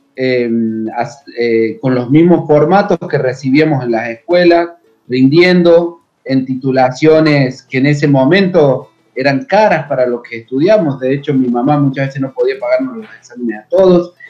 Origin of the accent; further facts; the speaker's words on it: a town about 100 km from Córdoba city, Argentina; Yo vivía en un pueblo que se llama Villalique, a 100 kilómetros de Córdoba capital